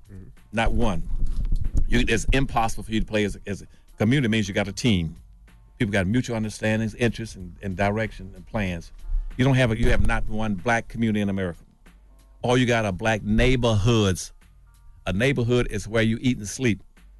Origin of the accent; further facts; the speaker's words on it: Winston-Salem, North Carolina, United States; I grew up in Winston-Salem, North Carolina. Let me use that as an example. Mm-hmm. I grew up in Winston-Salem, North Carolina.